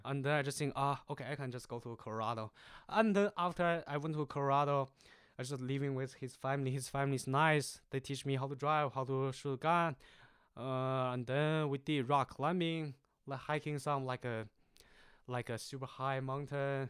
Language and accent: English; Jinzhou, Liaoning, China; English is a second language; moved away as an adult; now in Searcy, United States; So I'm actually from the China, the north, th-, northeast of part is called Jinzhou.